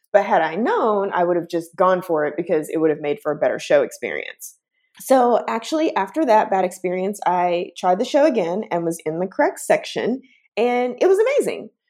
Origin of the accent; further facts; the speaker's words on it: Chattanooga, Tennessee, United States; moved away as an adult; also born or lived in Atlanta; now in San Francisco, United States; I'm originally from a small town in Tennessee, um, Chattanooga, Tennessee